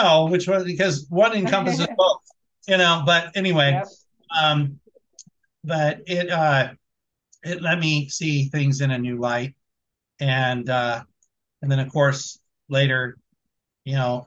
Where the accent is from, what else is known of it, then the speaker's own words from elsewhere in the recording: Bay Area, California, United States; moved away as an adult; also born or lived in Boise, Idaho; now in Oklahoma, United States; my hometown in the Bay Area. I went to high school with …